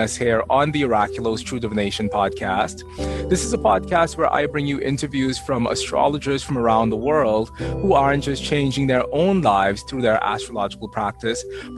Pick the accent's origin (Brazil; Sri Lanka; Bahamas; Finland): Bahamas; accent: Bahamian Jamaican; people don't believe me when I say that I'm from the Bahamas because they expect for me to have an accent that's quite different from the one that I have.